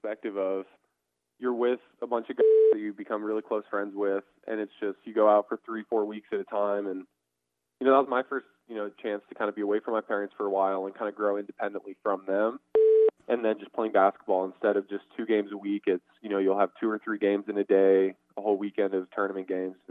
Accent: Colorado Springs, Colorado, United States; Yes, sir. Colorado Springs, Colorado.

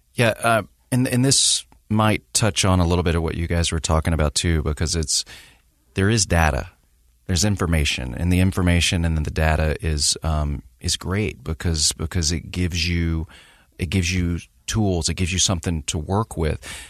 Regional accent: the South, United States; growing up in the South

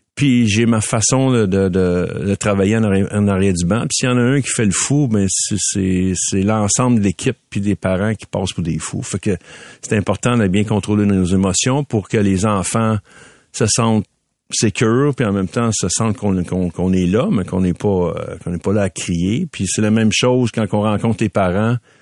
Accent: Montreal, Quebec, Canada; je viens de Ville d'Anjou, fait que mes parents étaient là avec moi.

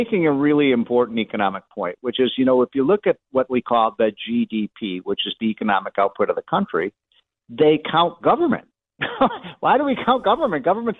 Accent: Winnetka, Illinois, United States; when I was a kid growing up in Winnetka, Wilmette, in the North Shore of Chicago

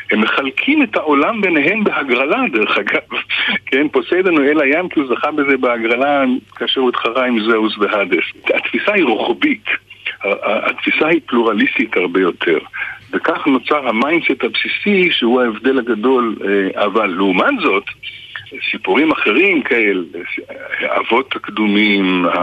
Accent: Israel; כי אה, כישראלי אני ער מאוד לתפקיד של העבר

